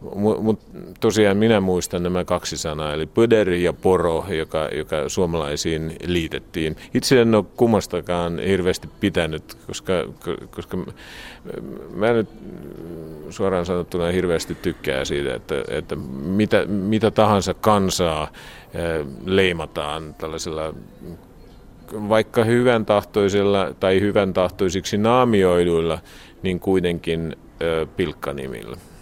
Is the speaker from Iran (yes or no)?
no; Harku, Harju County, Estonia; Finnish is a second language; moved away as an adult; also born or lived in Koski, Finland / Kouvola, Finland; now in Tallinn, Estonia; enpä ole tallinnalainen, että olen Harkusta. Ja itse asiassa en ole asunut varsinaisesti ja virallisesti ollut Tallinnassa